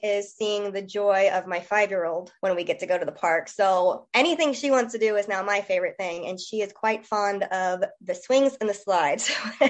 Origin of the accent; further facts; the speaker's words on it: Harrison, Ohio, United States; moved away as an adult; now in Franklin County, Indiana, United States; I am a Harrison native. I was born and raised in Harrison.